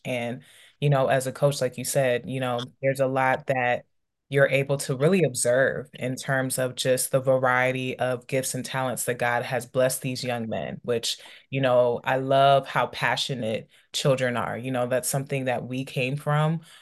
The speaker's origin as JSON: {"language": "English", "area": "DC", "region": "Maryland, DC, Virginia area", "country": "United States", "tie": "born or raised there", "said": "growing up in the Maryland, D C, Virginia area"}